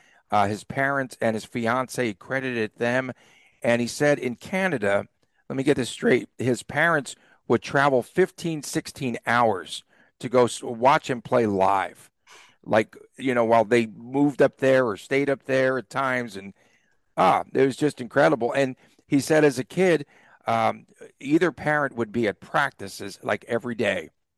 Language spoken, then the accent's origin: English; Las Vegas, Nevada, United States; from Las Vegas.